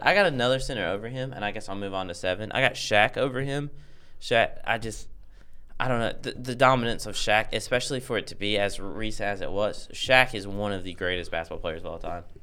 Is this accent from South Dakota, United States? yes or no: no; North Carolina, United States; we're from North Carolina